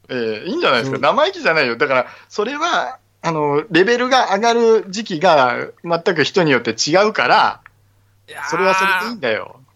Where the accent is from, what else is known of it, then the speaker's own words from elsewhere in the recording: Okayama, Japan; 岡山のね、えー、はい、僕の地元の話なんですけど、僕は岡山なので